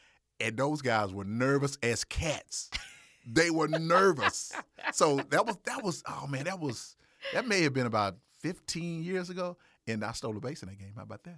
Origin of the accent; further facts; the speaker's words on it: Mississippi, United States; So me and this guy, okay, we're from Mississippi now.